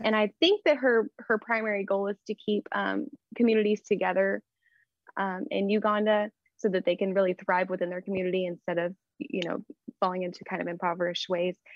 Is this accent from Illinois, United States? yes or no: no; Texas, United States; accent: Texas; I'm in Texas. I hope my accent doesn't come through. Just a smaller town here in Texas